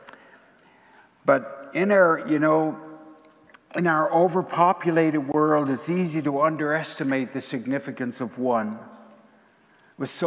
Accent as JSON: {"language": "English", "region": "Prince Edward Island", "country": "Canada", "tie": "born or raised there", "said": "As a boy growing up in Prince Edward Island"}